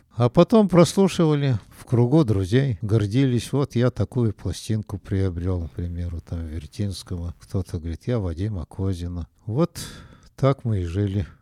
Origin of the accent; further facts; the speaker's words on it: Nizhny Tagil, Sverdlovsk Oblast, Russia; Жили мы в землянке в городе Нижнем Тагиле